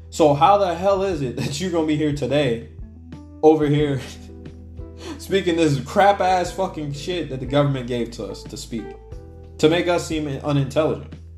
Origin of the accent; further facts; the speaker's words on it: Alaska, United States; moved away; I know a good bit of them in Alaska you know, growing up back home